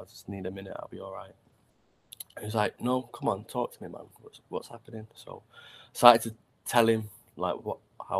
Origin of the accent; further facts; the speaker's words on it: Manchester, North West England, United Kingdom; I grew up in Old Trafford, so from the Hens